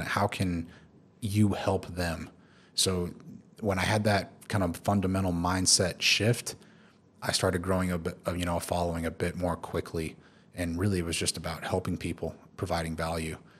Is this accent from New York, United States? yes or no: no; Tulsa, Oklahoma, United States; moved away as an adult; also born or lived in Houston / Philippines; now in Dubai, United Arab Emirates; I'm originally from Tulsa, Oklahoma